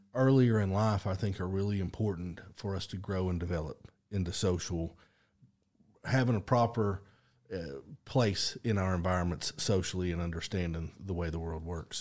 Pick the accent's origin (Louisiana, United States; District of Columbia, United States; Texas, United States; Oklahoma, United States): Oklahoma, United States; Stilwell; I grew up, uh, in Adair County, Oklahoma.